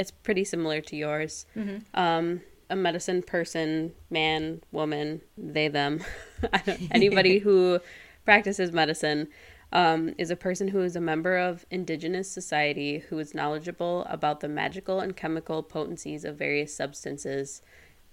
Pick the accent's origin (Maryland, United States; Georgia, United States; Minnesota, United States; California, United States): Minnesota, United States; now in Chicago, United States; I grew up in Minnesota